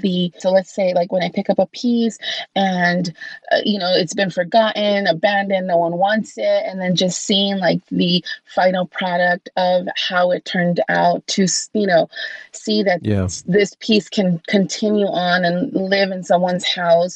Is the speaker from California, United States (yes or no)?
yes; Los Angeles, California, United States; also born or lived in Covina, California; I did grow up in California. I actually grew up in Los Angeles. I lived there until I was 14 years old